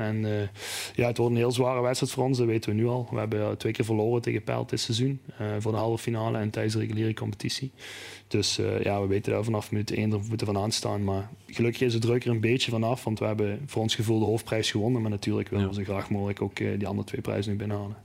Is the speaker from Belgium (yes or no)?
yes; Neerpelt, Flanders, Belgium; Ik ben zelf eh, geboren en getogen in Neerpelt